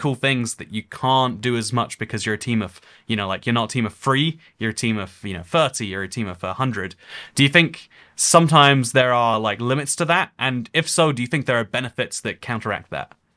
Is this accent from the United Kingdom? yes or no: yes; England, United Kingdom; I'm from England, but also the U K, but also Europe as a continent.